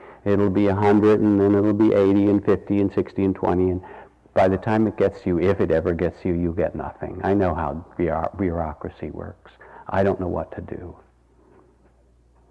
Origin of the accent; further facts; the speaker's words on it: Massachusetts, United States; When I grew up in Massachusetts, we had the blue laws